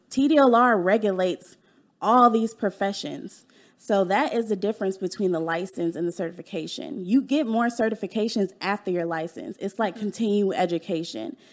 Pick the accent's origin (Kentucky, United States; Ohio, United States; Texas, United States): Texas, United States; Dallas; also born or lived in California; I was born in California, and I moved to Dallas when I was 10